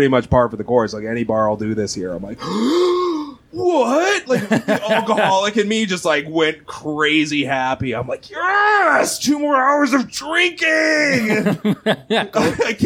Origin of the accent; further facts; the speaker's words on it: Rochester, New York, United States; I'm from Rochester. Shout out to the 585.